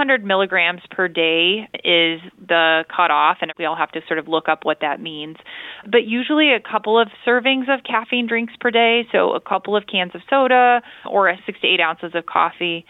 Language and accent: English; Illinois, United States; I'm from Illinois